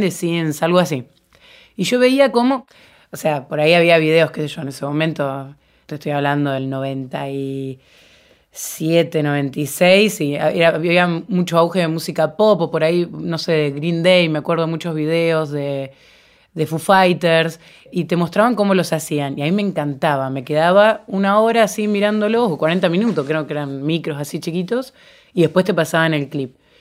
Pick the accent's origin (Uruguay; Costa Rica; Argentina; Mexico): Argentina; Venado Tuerto, Santa Fe; Yo cuando tenía 12 años, yo soy de Venado Tuerto